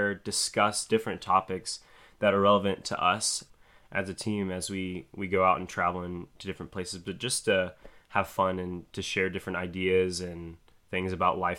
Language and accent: English; Sebring, Florida, United States; moved away as an adult; I was born in Florida. I grew up in a town called Sebring, Florida. It's central Florida